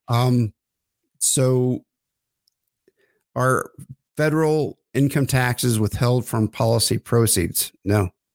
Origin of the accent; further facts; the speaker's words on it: Oklahoma, United States; I grew up in Oklahoma